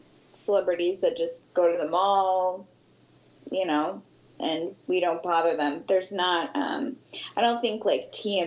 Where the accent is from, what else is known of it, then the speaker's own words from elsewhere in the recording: Midwest, United States; now in Nashville, United States; We're from the North, even though I always thought I was from the Midwest.